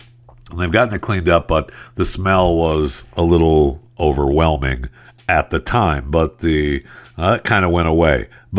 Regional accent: Michigan, United States; I mean, I was raised out in the Michigan farm, like dairy country, and you smell in the summertime, that smell of dairy farms and cows it permeates the air.

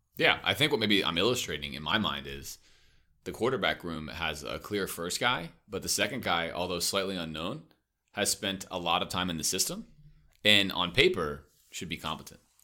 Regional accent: Miami, Florida, United States; I grew up in Miami

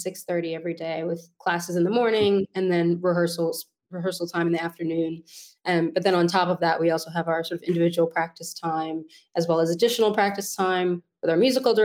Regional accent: New York City, New York, United States; moved away as an adult; now in London, United Kingdom; So I grew up on the Upper West Side, born and raised

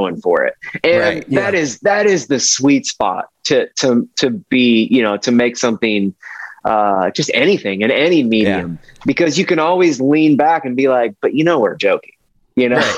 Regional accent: Ohio, United States; now in Nashville, United States; I'm from Ohio

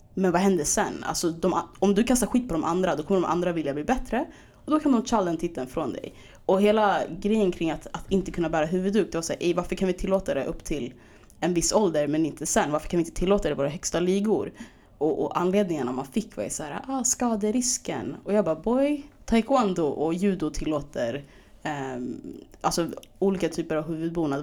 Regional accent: Stockholm, Stockholm County, Sweden; also born or lived in Skärholmen

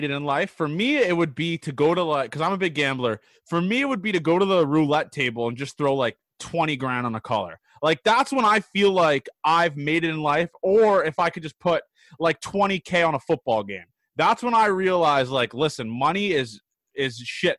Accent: Canada; I'm from Canada

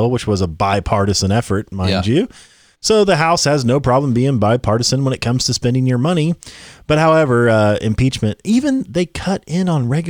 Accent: Tennessee, United States; Okay. I'm from Tennessee, by the way.

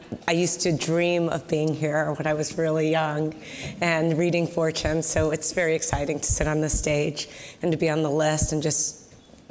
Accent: United States; I grew up in America

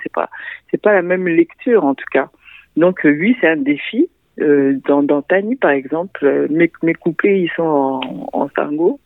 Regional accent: Central African Republic; now in Montreal, Canada; je viens de la République centrafricaine, donc mon héritage aussi culturel

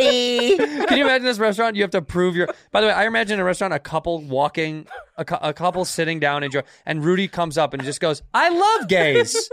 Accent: United States; I'm American, but I'm also Irish

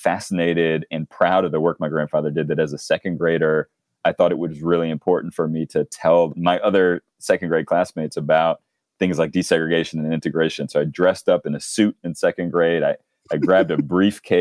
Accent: North Carolina, United States; I grew up in North Carolina

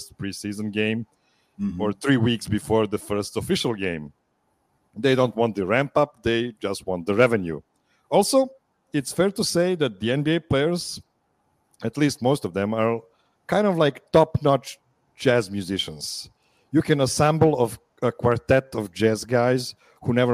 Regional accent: Pančevo, Vojvodina, Serbia; used to live in my hometown

